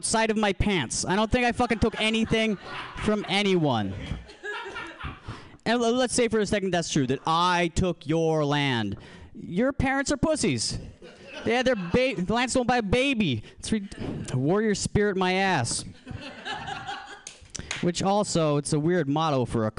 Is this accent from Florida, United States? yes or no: no; Alaska, United States; moved away; I'm originally from Alaska